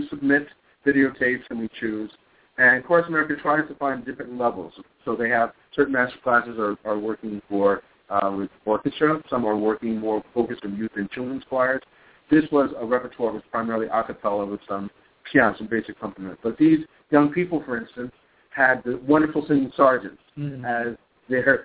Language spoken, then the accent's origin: English; New York, United States; also born or lived in Princeton, New Jersey; now in Minnesota, United States; I grew up in New York